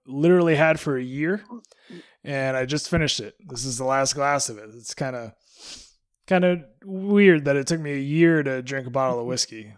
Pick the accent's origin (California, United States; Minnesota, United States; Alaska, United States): Alaska, United States; moved away; growing up in Alaska, we just got tennis at my high school